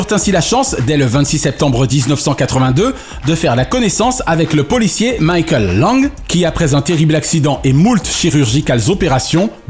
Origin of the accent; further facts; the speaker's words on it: Toulouse, Occitania, France; Je suis toulousain.